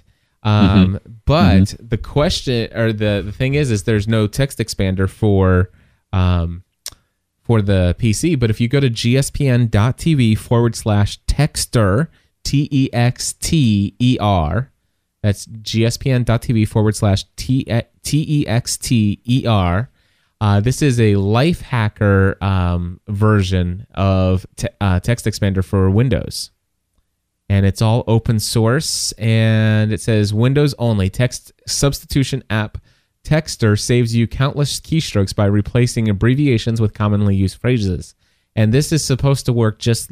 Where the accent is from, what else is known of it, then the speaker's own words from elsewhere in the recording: Kentucky, United States; I'm from Kentucky.